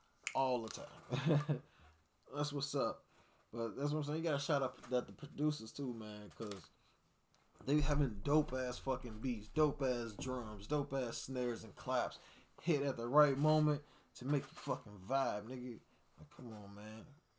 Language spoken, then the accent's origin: English; Chicago, Illinois, United States; I'm from Chicago, nigga. Like, I'm from the west side of Chicago. … I'm from the west side of Chicago, bro.